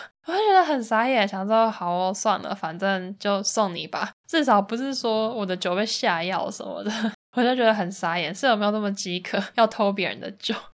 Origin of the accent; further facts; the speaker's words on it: Taiwan; moved away; also born or lived in Netherlands; 我也是台湾人